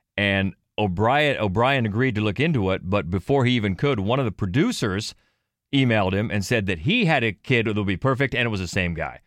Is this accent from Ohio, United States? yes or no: yes; Cambridge, Ohio, United States; I'm from Cambridge, Ohio